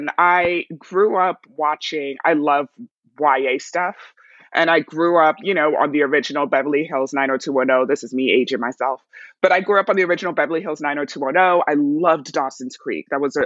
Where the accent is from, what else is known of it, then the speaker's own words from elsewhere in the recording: Nigeria; also born or lived in New York / Cote d'Ivoire / England; I was born in New York, but I was raised in Nigeria, Cote d'Ivoire, England, and then came back to the States for college.